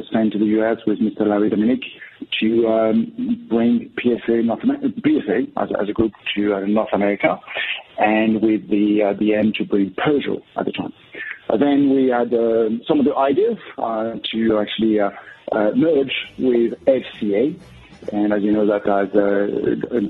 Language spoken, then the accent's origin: English; Versailles, Île-de-France, France; moved away as an adult; also born or lived in Paris / New York / England / Scotland; I'm actually a Parisian. I was actually born and raised in Versailles, which is just outside of Paris. And I lived in Paris up until the age of 20